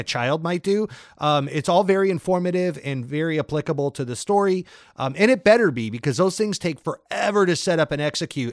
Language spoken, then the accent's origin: English; St. Augustine, Florida, United States; moved away; several years of my childhood growing up in the South in Florida